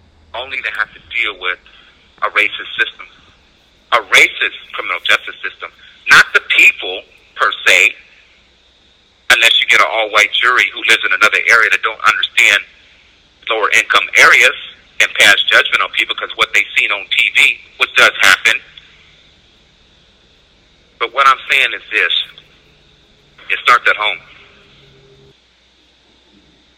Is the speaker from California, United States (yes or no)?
yes; San Jose, California, United States; When I was a kid, I grew up in San Jose multicultural